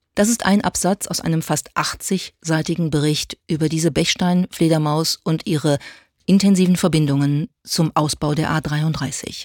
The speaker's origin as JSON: {"language": "German", "country": "Germany", "said": "bei uns in Deutschland"}